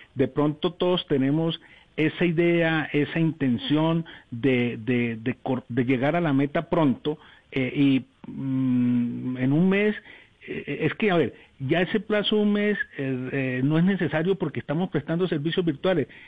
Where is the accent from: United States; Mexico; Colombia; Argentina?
Colombia; somos los colombianos, somos punto referente